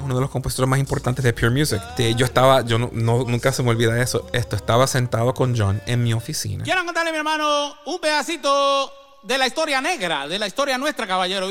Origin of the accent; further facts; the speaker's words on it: Puerto Rico; now in United States; yo soy puertorriqueño, ¿verdad? Y este obviamente nací en Puerto Rico y este viví gran parte también de mi vida acá en Estados Unidos